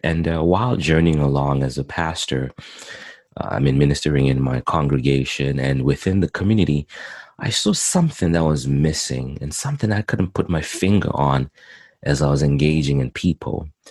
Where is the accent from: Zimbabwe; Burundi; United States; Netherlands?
Zimbabwe; also born or lived in Montreal, Canada; now in Edmonton, Canada; I was born in in Zimbabwe, Southern Africa, and I came to Canada in 2001